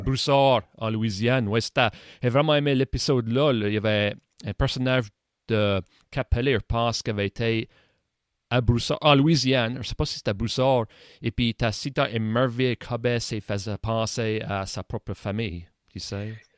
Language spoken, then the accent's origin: French; Saint-Joseph, Nova Scotia, Canada; Moi, j'ai été élevé à Saint-Joseph. Hein, j'habite encore à Saint-Joseph.